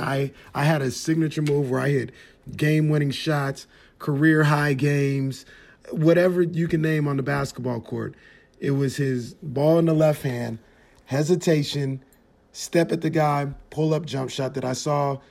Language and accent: English; Sacramento, California, United States; I'm born and raised in Sacramento